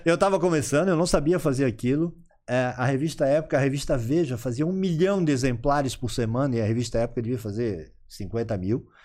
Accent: Florianópolis, Santa Catarina, Brazil; eu sou eu sou manezinho da ilha, como a gente costuma dizer, aquelas pessoas que nasceram aqui, né? Então eu tenho 59

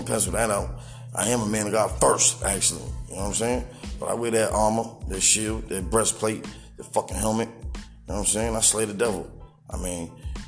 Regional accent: New Bedford, Massachusetts, United States; I'm from New Bedford, Massachusetts.

